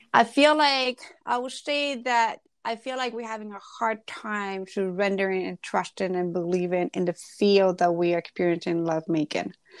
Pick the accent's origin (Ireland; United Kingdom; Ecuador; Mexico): Ecuador; I grew up in Ecuador